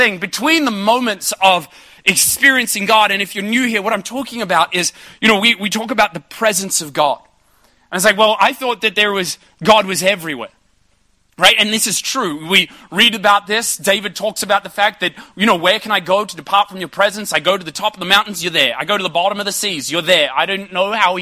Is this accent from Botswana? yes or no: no; Ipswich, Queensland, Australia; I grew up in Ipswich